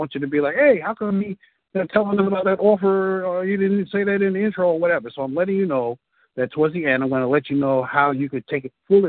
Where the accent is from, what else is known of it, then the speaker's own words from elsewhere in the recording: Bronx, New York, United States; I am a native New Yorker, born and raised in the South Bronx.